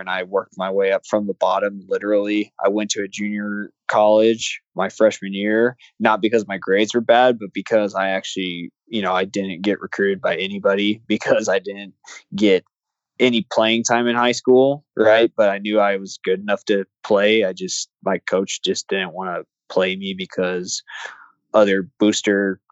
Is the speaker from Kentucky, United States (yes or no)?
no; Iowa, United States; moved away; also born or lived in Mobile, Alabama; I grew up in Iowa